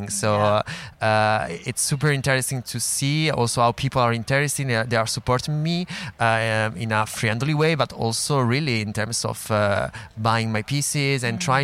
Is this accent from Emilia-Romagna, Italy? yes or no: no; Milan, Lombardy, Italy; moved away as an adult; now in Paris, France; I come from Milan, uh, so yeah, it's home.